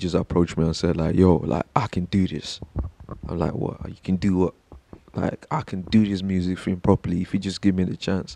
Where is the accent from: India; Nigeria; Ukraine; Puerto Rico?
Nigeria; moved away; growing up in Nigeria